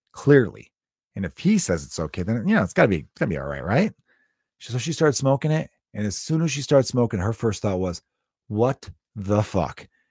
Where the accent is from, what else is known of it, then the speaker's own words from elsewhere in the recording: United States; As an American